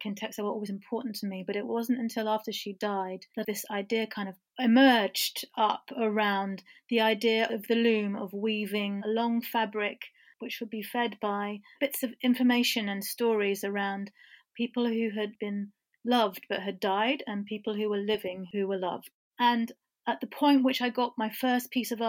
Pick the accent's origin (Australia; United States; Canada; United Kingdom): United Kingdom; England; I was born in England and my mother was born in Iran